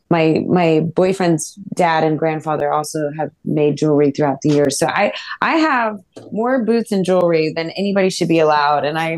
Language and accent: English; New Mexico, United States; I love anything turquoise. I'm from New